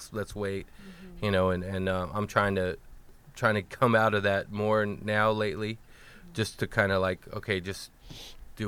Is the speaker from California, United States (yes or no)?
yes; Bakersfield, California, United States; moved away; also born or lived in Miami; we're from Bakersfield